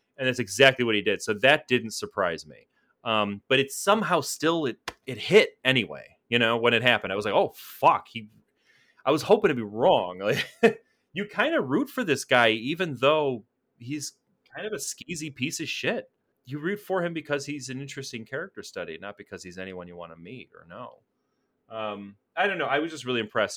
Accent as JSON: {"language": "English", "country": "United States", "said": "as an American"}